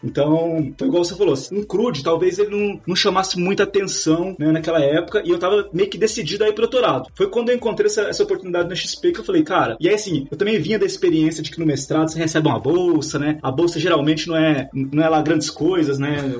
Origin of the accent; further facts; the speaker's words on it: Minas Gerais, Brazil; moved away as an adult; now in São Paulo, Brazil; Eu sou de, eu sou de Minas